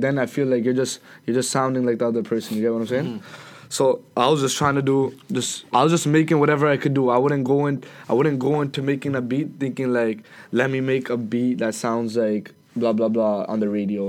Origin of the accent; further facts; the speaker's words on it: Brampton, Ontario, Canada; I'm from Brampton